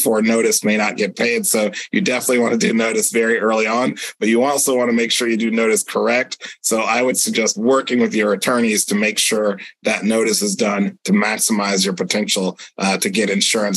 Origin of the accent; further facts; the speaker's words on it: Sebastian, Florida, United States; my hometown of Sebastian, Florida